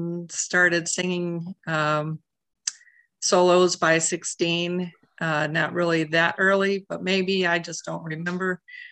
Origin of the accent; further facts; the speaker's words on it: Grand Rapids, Michigan, United States; I grew up in Grand Rapids, one of six kids, the fifth